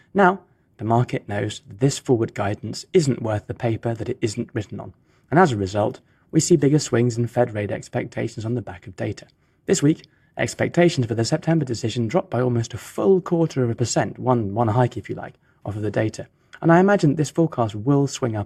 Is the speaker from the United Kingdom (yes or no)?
yes; United Kingdom; now in Geneva, Switzerland; my home country